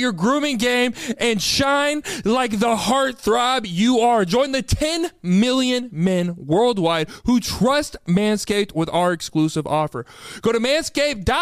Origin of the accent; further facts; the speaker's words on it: Austin, Texas, United States; my hometown where the You Should Know podcast started, Austin, Texas